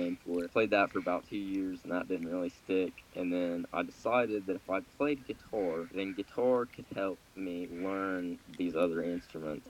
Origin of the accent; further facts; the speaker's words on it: Grant County, Kentucky, United States; from Grant County, Kentucky